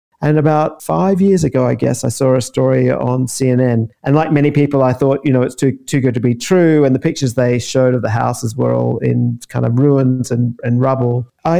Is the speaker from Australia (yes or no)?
yes; Queensland, Australia; moved away as an adult; also born or lived in London, United Kingdom; now in Mussomeli, Italy; I'm from Queensland. I left many years ago, went backpacking, really. 1998 it was. Ended up loving London, loving living in that country and having access to Europe.